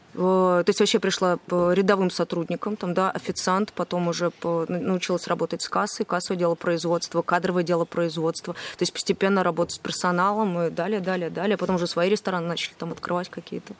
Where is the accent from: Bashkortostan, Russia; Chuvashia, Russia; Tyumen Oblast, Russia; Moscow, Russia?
Moscow, Russia; moved away as an adult; now in Saint Petersburg, Russia; Я вообще сама из Москвы.